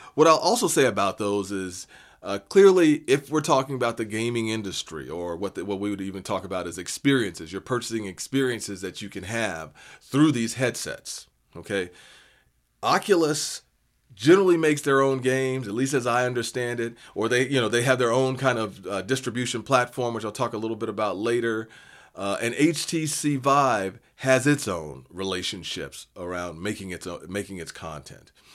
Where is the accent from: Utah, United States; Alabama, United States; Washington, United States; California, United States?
Washington, United States; Seattle; I'm from Seattle